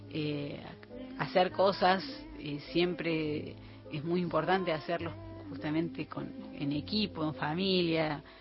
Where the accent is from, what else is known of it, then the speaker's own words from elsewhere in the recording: Cosquín, Córdoba, Argentina; que, tienen ese espacio son también de Córdoba, de Cosquín, justamente uno de ellos, Axel Mastronardi, de donde soy yo.